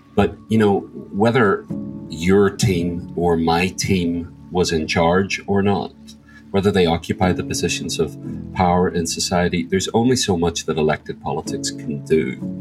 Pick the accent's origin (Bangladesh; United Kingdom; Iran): United Kingdom; Northern Ireland; I grew up in Northern Ireland or the north of Ireland.